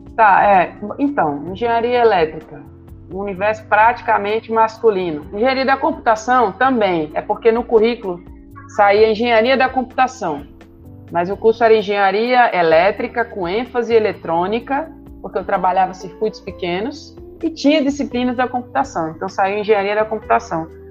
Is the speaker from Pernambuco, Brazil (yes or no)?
yes; Recife, Pernambuco, Brazil; Eu cresci em Recife e depois mudei para um sítio